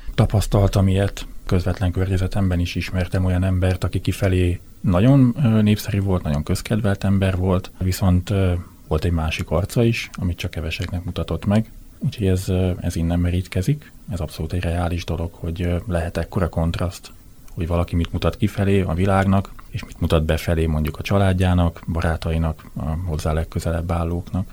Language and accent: Hungarian; southern Baranya, Hungary; én nagyon kicsi faluban nőttem föl, Délbaranyában